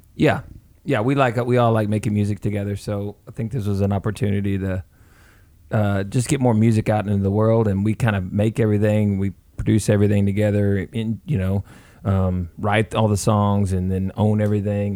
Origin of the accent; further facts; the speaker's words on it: the South, United States; we're from the South